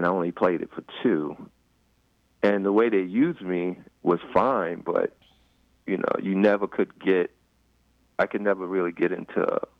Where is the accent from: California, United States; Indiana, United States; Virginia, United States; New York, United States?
New York, United States; New York City; moved away as an adult; also born or lived in Iowa City; now in Washington, D.C., United States; I grew up in Queens.